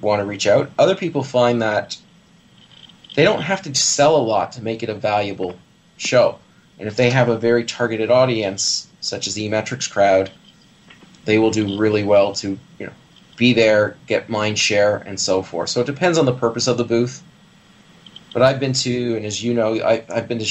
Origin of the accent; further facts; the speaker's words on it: Canada; also born or lived in Toronto; As a Canadian